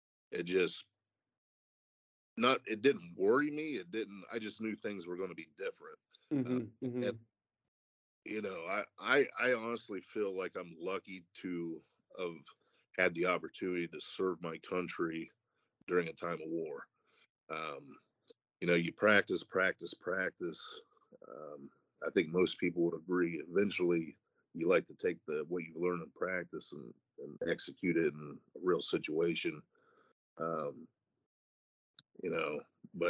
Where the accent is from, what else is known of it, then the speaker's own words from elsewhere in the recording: Ohio, United States; growing up in Ohio